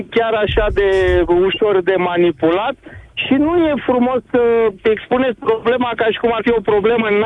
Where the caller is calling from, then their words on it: Constanța, Constanța County, Romania; din Constanța.